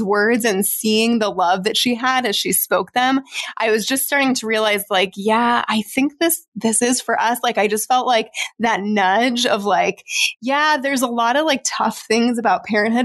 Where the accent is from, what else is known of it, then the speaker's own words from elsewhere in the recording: Arizona, United States; we're from Arizona where it like never drops below like 70 degrees